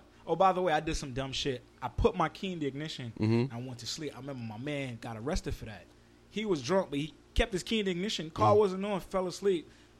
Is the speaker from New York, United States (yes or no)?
yes; New York City, New York, United States; born or raised there